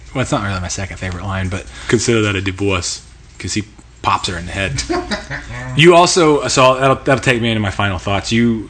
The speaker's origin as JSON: {"language": "English", "country": "United States", "said": "I'm an American."}